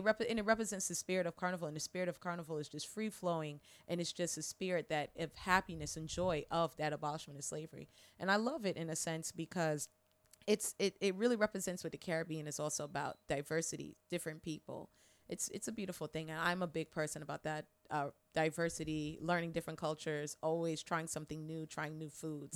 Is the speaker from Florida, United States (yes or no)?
yes; Orlando, Florida, United States; also born or lived in Tunapuna, Trinidad and Tobago / New York; Growing up in Orlando